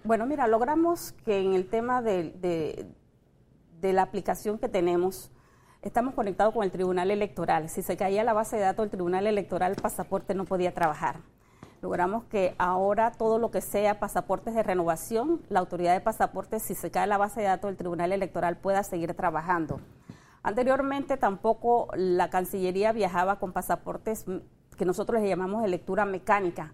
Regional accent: Panama; como panameños

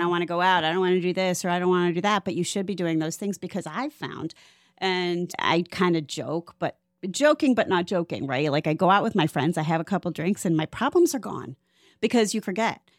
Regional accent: Cleveland, Ohio, United States; moved away as an adult; now in Florida, United States; I'm from Cleveland, which is why I came here t, at twenty-five

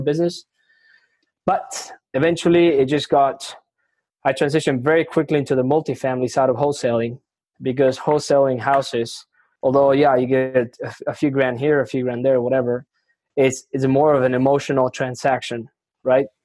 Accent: Argentina; first language Spanish; English is a second language; now in Houston, United States; I'm originally from Argentina. I speak, you know, Spanish is my first language.

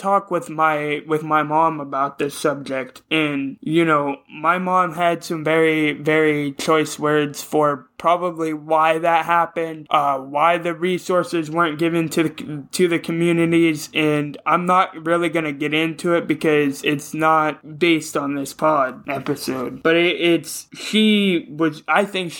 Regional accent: Ohio, United States; I'm even from Ohio

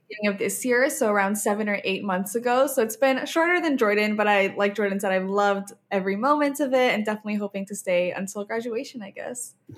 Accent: Oman; now in Canada; I grew up in Oman, in the Middle East

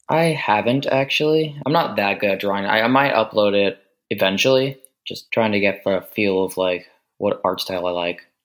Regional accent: United States; I am from the United States.

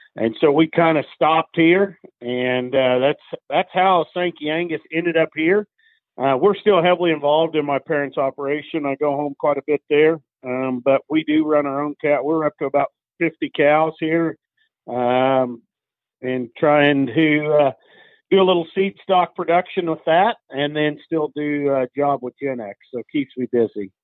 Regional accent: Council Grove, Kansas, United States; now in Central Indiana, United States; I was born and raised in the Flint Hills of Kansas, a little town called Council Grove

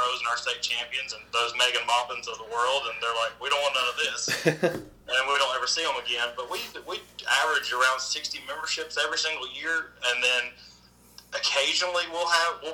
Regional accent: Tennessee, United States; the state of Tennessee, which is my home state

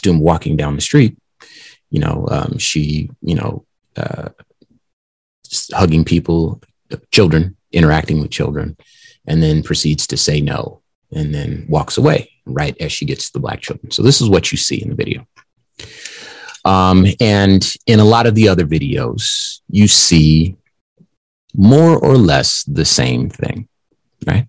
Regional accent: Compton, California, United States; I'm from California. That's where I was born, from Compton

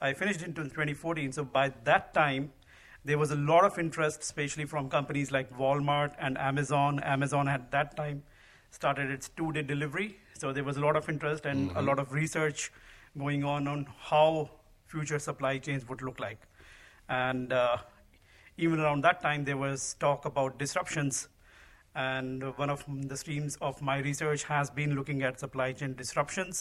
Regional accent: India; moved away as an adult; also born or lived in Dallas, Texas; now in United States; I grew up in India

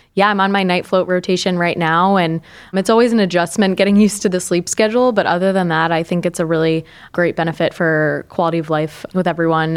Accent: Binghamton, New York, United States; moved away as an adult; also born or lived in Pennsylvania; now in Cleveland, United States; I grew up in the Binghamton area in upstate New York

